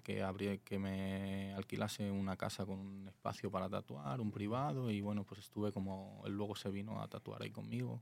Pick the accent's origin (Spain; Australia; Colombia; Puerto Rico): Spain; Alicante, Valencian Community; moved away as an adult; now in Tijuana, Mexico; vengo de Alicante, España.